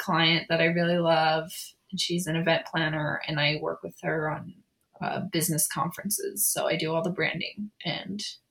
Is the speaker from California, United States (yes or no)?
yes; San Diego, California, United States; moved away as an adult; now in Provo, United States; I grew up in San Diego, and I was the oldest of six kids